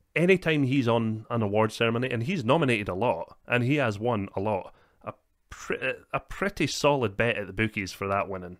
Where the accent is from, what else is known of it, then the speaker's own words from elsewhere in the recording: Scotland, United Kingdom; we are Scottish